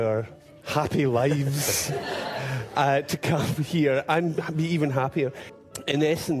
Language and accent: English; Scotland, United Kingdom; moved away as an adult; now in Dublin, Ireland; I'm the Scottish one.